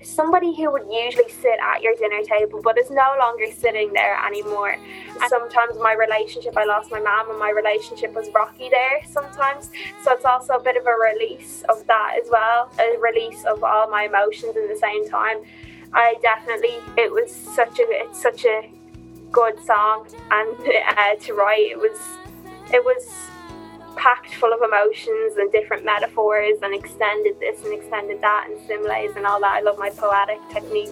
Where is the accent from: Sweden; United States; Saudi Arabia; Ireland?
Ireland; Dublin, Leinster; I'm from Tala